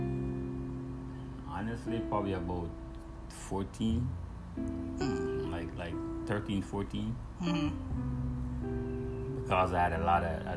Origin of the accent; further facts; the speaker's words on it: Kingston, Jamaica; now in United States; growing up in Jamaica without a father